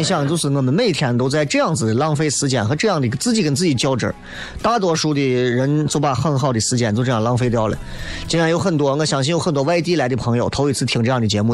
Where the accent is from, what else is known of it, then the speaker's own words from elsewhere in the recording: Xi'an, Shaanxi, China; 作为一个西安人